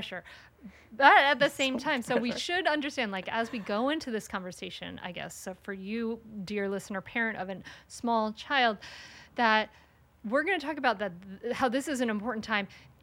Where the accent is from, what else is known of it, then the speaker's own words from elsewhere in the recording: Rhode Island, United States; now in Delaware, United States; I grew up in Rhode Island and now I live in Delaware